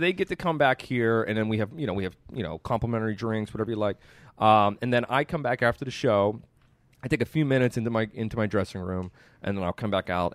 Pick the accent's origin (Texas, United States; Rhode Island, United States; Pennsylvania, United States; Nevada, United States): Pennsylvania, United States; Pittsburgh; I grew up here